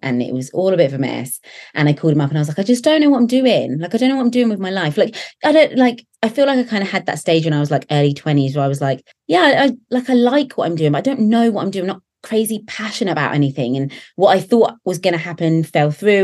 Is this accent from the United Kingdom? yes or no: yes; Basingstoke, South East England, United Kingdom; So I've always lived in the same little town. It's a little town called Basingstoke, um, about an hour from London